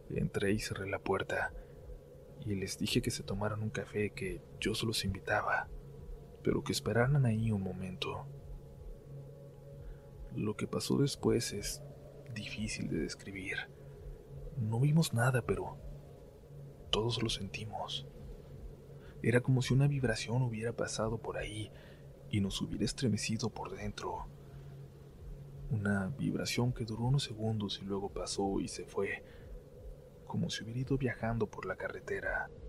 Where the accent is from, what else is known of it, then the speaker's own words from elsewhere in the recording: Arizona, United States; born there; Mis papás son mexicanos, de Sonora, pero mis hermanos y yo nacimos aquí en Arizona.